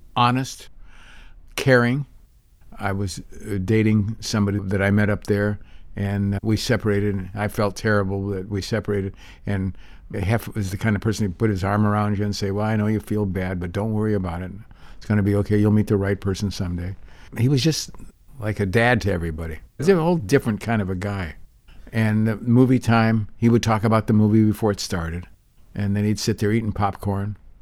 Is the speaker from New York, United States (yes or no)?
no; Santa Monica, California, United States; also born or lived in Big Bear; I grew up here in Santa Monica